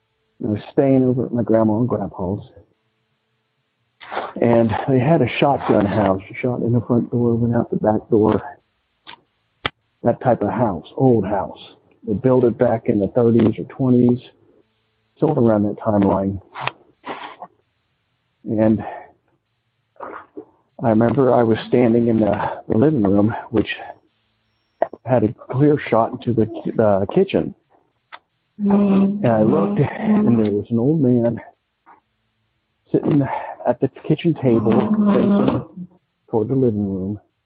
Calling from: Cincinnati, Ohio, United States; I'm calling from Cincinnati, Ohio.

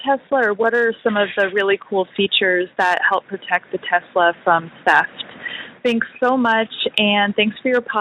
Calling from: New York, United States; Sorry it's kind of loud. I'm calling from LaGuardia.

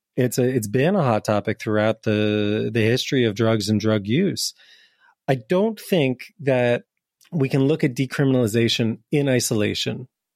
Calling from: Lisbon, Portugal; Well, I'm calling in from Portugal right now, in part because I'm interested in this question. So hello from Lisbon, where I'm really curious about decriminalization.

